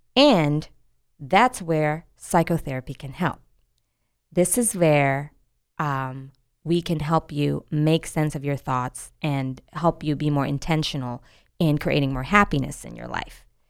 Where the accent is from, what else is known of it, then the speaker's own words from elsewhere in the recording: United States; our sense of being American